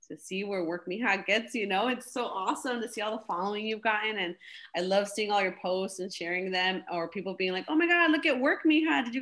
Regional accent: Cicero, Illinois, United States; also born or lived in Pilsen, Chicago; I grew up in Cicero, Illinois, born and raised there.

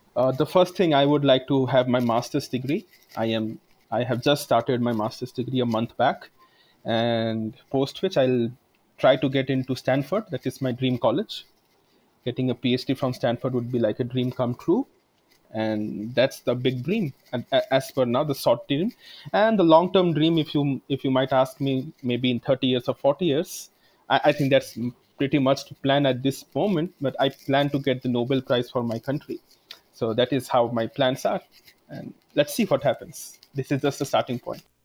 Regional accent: India; I come from a economically backward family, and also I am from India

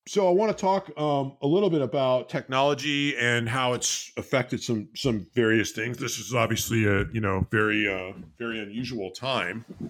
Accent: Bay Area, California, United States; I grew up in the Bay Area

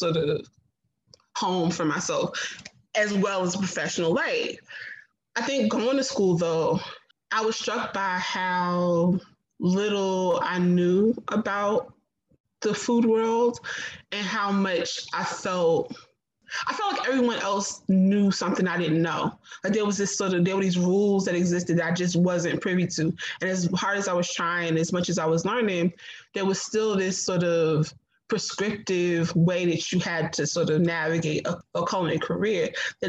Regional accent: North New Jersey, United States; moved away as an adult; also born or lived in Providence; now in Charleston, United States; I grew up in North New Jersey.

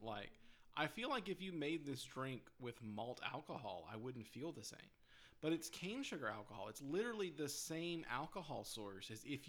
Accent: the South, Southern United States, United States; So you are almost trained as a Southerner who drinks a lot of sweet tea

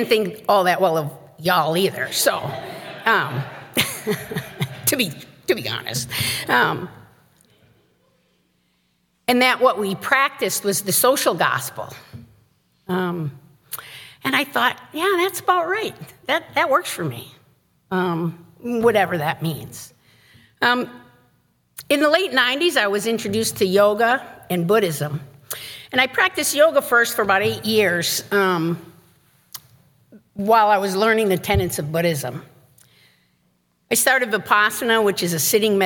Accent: Chicago, Illinois, United States; moved away; also born or lived in St. Paul, Minnesota; I'm from Chicago

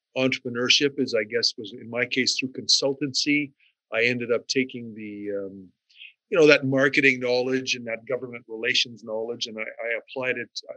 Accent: Sioux Lookout, Ontario, Canada; moved away; my hometown of Sioux Lookout

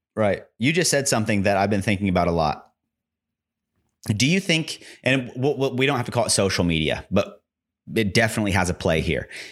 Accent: United States; I'm an American

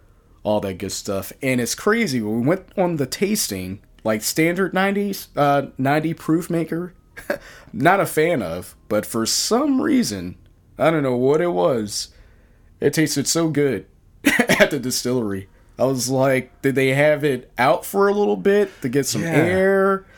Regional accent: Virginia, United States; it reminded me in the small town that I grew up in Virginia.

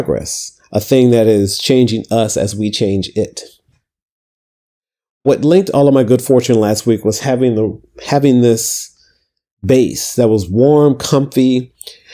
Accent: Toledo, Ohio, United States; moved away as an adult; also born or lived in Atlanta; now in New York City, United States; I grew up in Toledo, Ohio

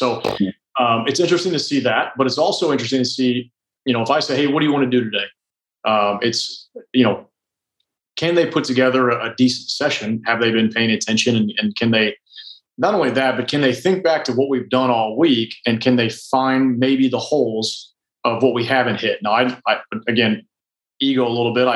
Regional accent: Indiana, United States; moved away; also born or lived in Nashville; I'm from Indiana

